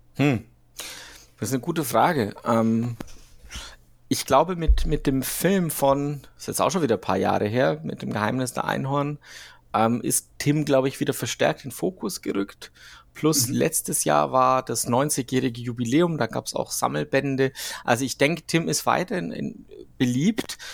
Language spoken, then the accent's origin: German; Switzerland; ich bin ja Schweizer